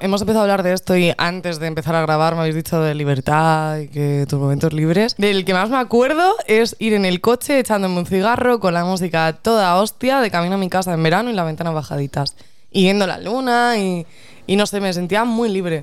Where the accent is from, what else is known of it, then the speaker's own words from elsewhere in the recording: Spain; nosotras como españolas